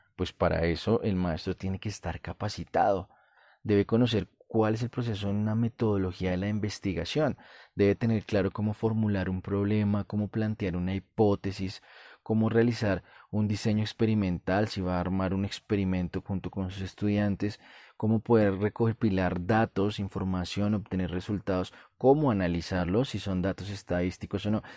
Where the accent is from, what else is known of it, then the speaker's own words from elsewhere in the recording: Colombia; En mi país, Colombia